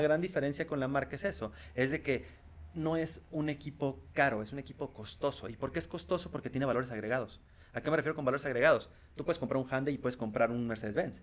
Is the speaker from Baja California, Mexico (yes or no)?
yes; Tijuana, Baja California, Mexico; Yo vengo de Tijuana.